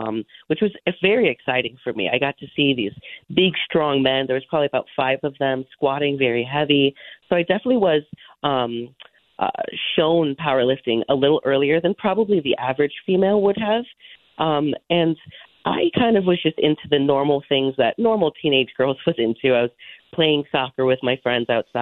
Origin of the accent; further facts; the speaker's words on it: Monroe, Connecticut, United States; also born or lived in Illinois / Hamden, Connecticut; I was born technically in Illinois, I guess, but I grew up in Monroe and now I own a house in Hamden